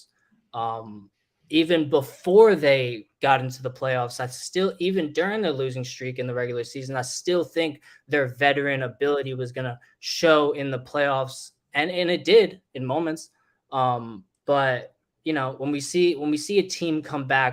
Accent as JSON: {"language": "English", "region": "New Jersey", "country": "United States", "said": "I'm from New Jersey."}